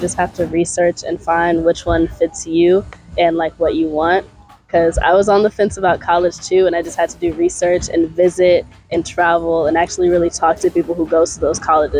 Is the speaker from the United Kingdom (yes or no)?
no; Atlanta, Georgia, United States; moved away as an adult; now in Hampton, United States; I'm a first-year architecture major, and I'm from Atlanta, Georgia.